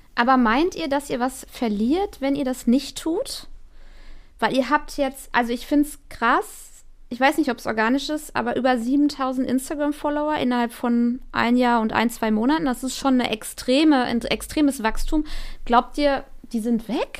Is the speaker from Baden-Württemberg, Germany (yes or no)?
no; North Rhine-Westphalia, Germany; ich komme ja aus Nordrhein-Westfalen